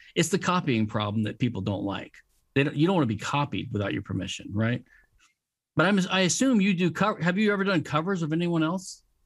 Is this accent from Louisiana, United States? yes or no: yes; Louisiana, United States; I'm from Louisiana, which is a civil law state